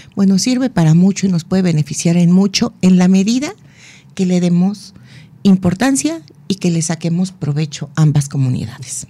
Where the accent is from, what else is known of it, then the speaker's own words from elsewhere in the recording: Mexico; Como mexicanos